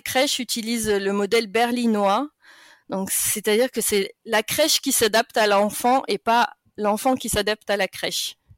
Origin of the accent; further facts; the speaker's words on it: France; moved away as an adult; now in Germany; chez nous, en France